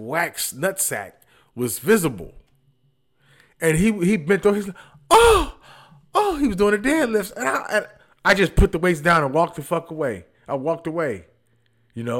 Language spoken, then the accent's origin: English; Detroit, Michigan, United States; moved away; I'm from Detroit too